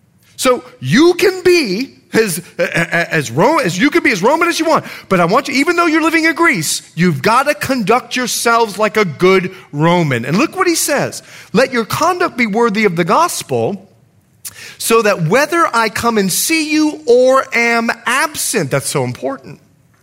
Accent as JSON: {"language": "English", "country": "Bahamas", "also_born_or_lived": "United States", "said": "lived in many countries. In fact, I'm Bahamian. And once you get to know me, I'm more Bahamian than I am American."}